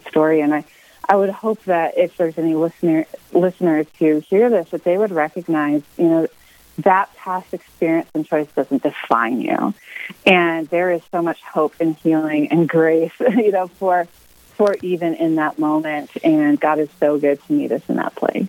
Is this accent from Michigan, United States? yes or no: yes; Michigan, United States; now in Colorado Springs, United States; I'm from Michigan originally. I grew up on a farm there